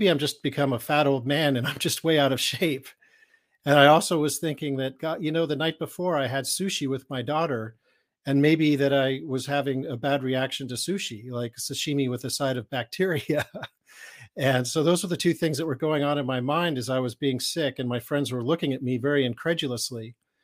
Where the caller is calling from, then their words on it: California, United States; I'm coming from Northern California in a place called Marin County, which is right over the Golden Gate Bridge from San Francisco.